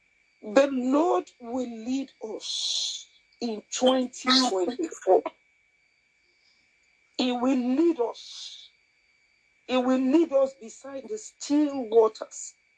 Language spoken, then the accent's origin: English; Nigeria; first language Yoruba; English is a second language; I'm sorry for those who do not speak my native language, which is Yoruba.